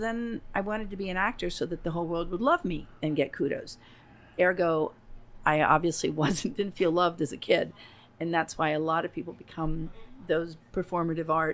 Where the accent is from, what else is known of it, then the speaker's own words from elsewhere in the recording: Venezuela; moved away; I was born in Venezuela, and I would go back